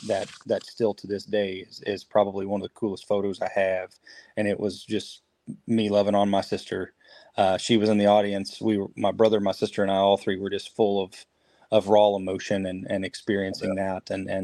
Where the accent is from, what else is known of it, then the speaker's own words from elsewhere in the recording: 15 miles from Louisville, Kentucky, United States; My hometown was Louisville. I mean, my dad and mom, I grew up 15 miles from Louisville.